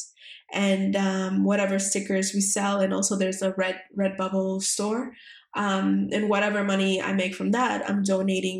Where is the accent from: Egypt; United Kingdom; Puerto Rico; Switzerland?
Puerto Rico; the island, which is where I'm from Puerto Rico